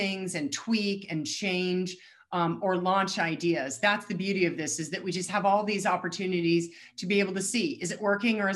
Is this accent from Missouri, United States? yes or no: no; Colorado, United States; I'm born and raised in Colorado